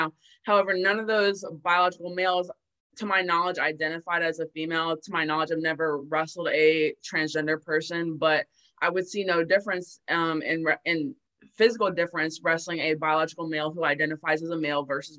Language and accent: English; Maryland, United States; I was born and raised in Maryland